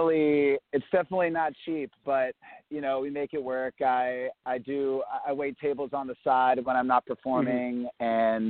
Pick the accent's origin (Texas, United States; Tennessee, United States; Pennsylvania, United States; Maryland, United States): Maryland, United States; Bethesda; moved away as an adult; also born or lived in Bloomington, Indiana; now in New York City, United States; I grew up in the D.C. area, and I was born and raised in Bethesda, Maryland, and I lived there until I was about 18 years old. Then I moved to Bloomington, Indiana.